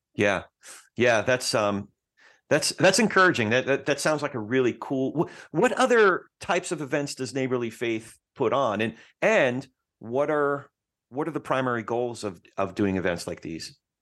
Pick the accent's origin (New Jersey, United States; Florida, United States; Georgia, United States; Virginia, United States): New Jersey, United States; I'm from Jersey, so we don't cuss, we curse